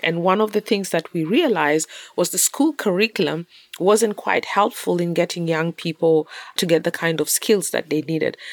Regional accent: Kenya; also born or lived in South Sudan; I was born in South Sudan, of South Sudanese parents, and we had to leave when I was really very little because of war, and I grew up in Kenya

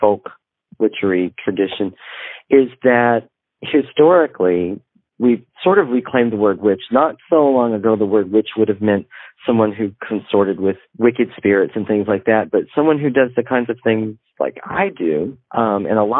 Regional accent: Northeast Texas, United States; I grew up in Northeast Texas, where everybody was Christian and went to the little church down the road.

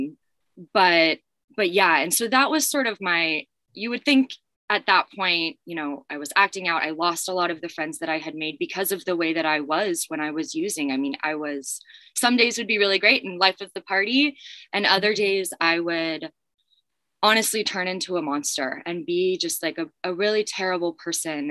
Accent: Los Angeles, California, United States; growing up in Los Angeles and the community that I was in, it was very normalized to like experiment with drugs and alcohol.

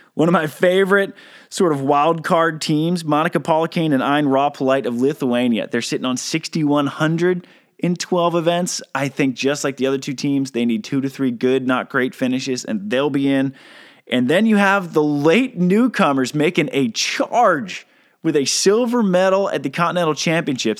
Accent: United States; I'm American

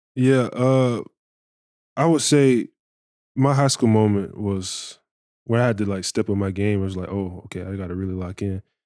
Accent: Bartow, Florida, United States; where I'm from, I'm from Central Florida

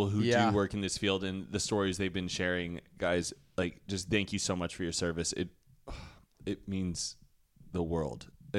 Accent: Texas, United States; Adam, where are you from? And he was like, Texas. And I'm like, me too?

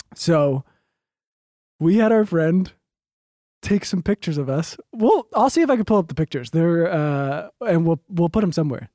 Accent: East Coast, United States; now in Los Angeles, United States; we're both from the East Coast and we're in L

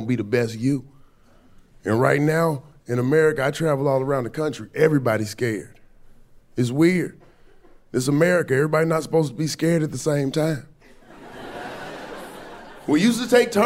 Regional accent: Atlanta, Georgia, United States; moved away; I'm from Atlanta. I'm from the South. I was back home like 2 weeks ago

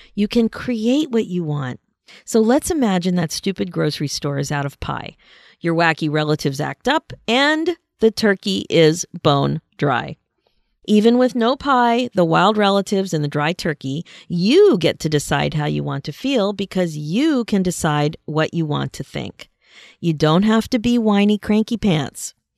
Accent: Pennsylvania, United States; now in Canada; I grew up in Pennsylvania and was very involved in a high school marching band, the North Penn Marching Knights

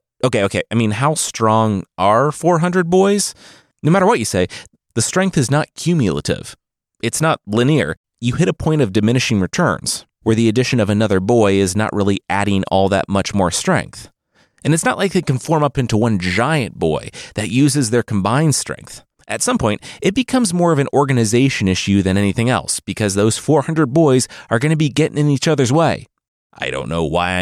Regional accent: Loveland, Ohio, United States; I'm from Loveland, Ohio, home of the Loveland Frogman

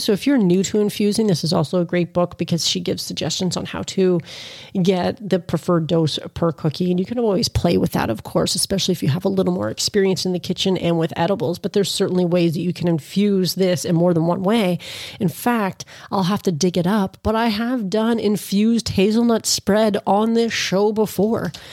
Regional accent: Canada; as a Canadian

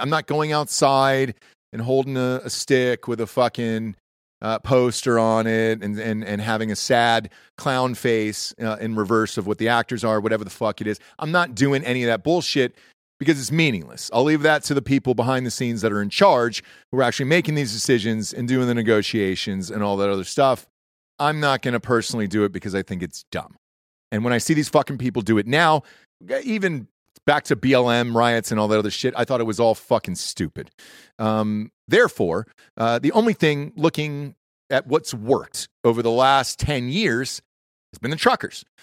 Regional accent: Atlanta, Georgia, United States; moved away; also born or lived in Los Angeles; I grew up in Atlanta

